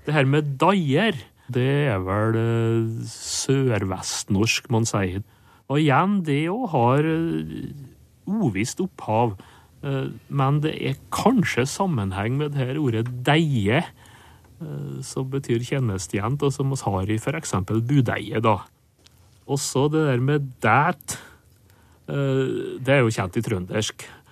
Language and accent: Norwegian; Nordmøre, Møre og Romsdal, Norway; Der jeg kommer fra på Nordmøre